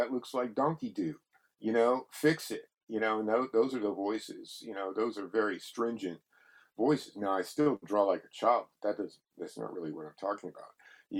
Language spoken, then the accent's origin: English; Texas, United States; He's from Tennessee or Kentucky, and I'm from Texas, and it's a similar thing that goes on down there where people shame you.